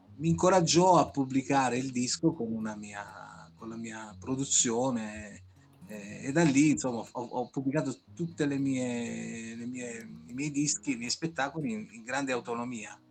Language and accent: Italian; Moliterno, Basilicata, Italy; Da Moliterno